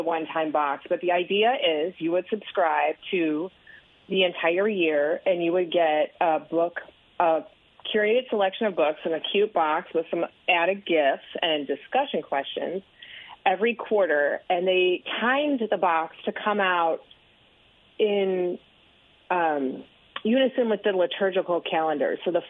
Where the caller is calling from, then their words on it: Dallas, Texas, United States; Dallas, Texas. It is burning hot.